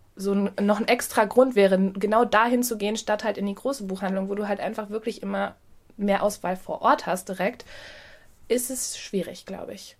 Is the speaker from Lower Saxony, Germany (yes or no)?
no; Ruhr area, North Rhine-Westphalia, Germany; now in Hamburg, Germany; wir kommen ja eigentlich aus dem Ruhrgebiet ursprünglich